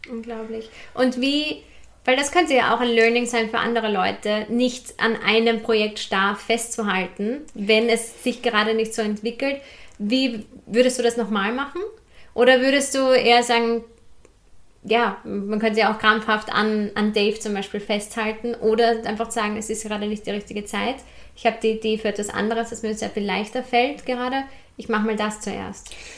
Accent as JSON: {"language": "German", "town": "Hinterbrühl", "region": "Lower Austria", "country": "Austria", "said": "ich komme ja auch aus der Hinterpol"}